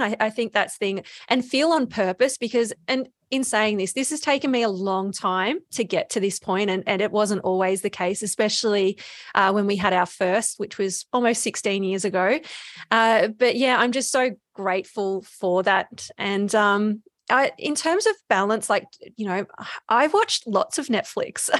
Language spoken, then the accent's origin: English; Bendigo, Victoria, Australia; also born or lived in Melbourne; I'm from Bendigo